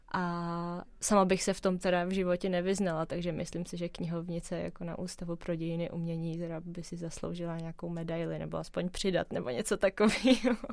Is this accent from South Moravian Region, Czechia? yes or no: no; Prague, Czechia; protože jsem se narodila v Praze, mám pocit, že tady všechno znám